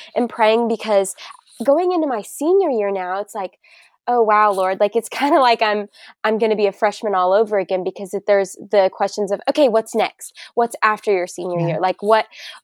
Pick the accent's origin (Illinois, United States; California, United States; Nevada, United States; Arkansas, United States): Arkansas, United States; Bentonville; moved away as an adult; also born or lived in Tennessee; I am originally from Arkansas. The Bentonville area. So if you're familiar with Walmart, it is the hometown of good old Walmart. And I'd never moved before going to college